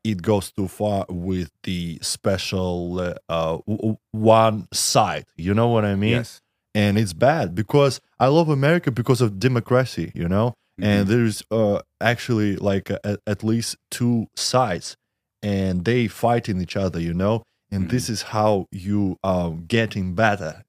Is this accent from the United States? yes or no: no; Russia; I'm from Russia